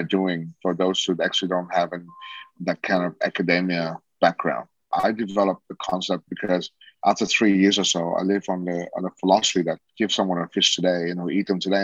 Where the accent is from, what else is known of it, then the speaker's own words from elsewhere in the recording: Sydney, New South Wales, Australia; moved away as an adult; also born or lived in Saigon, Vietnam / Singapore / Saudi Arabia; now in Vietnam; we finally, at the age of 8, we call Australia home. And that's where I grew up in Sydney